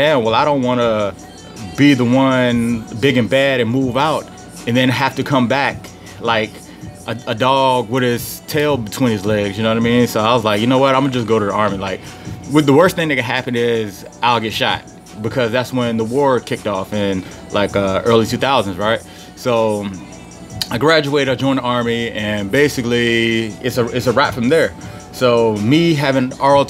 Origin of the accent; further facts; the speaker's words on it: Petersburg, Virginia, United States; also born or lived in Philadelphia, Pennsylvania / Richmond, Virginia; I was born in Petersburg, Virginia.